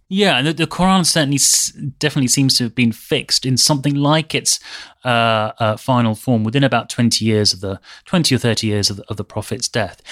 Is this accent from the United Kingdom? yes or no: yes; United Kingdom; a British Muslim